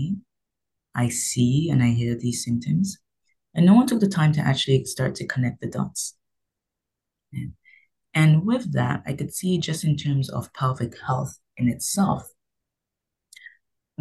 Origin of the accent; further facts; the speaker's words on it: London, United Kingdom; also born or lived in Nigeria; now in Canada; I am Nigerian. I was raised in London, England, and then I came here to Canada.